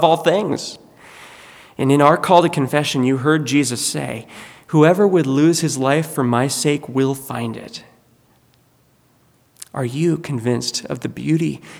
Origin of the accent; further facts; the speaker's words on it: United States; American Christians